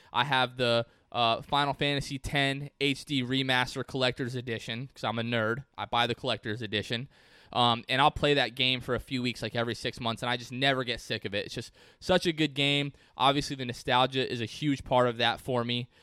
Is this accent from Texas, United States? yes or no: no; Port Richey, Florida, United States; my hometown of Port Ritchie, Florida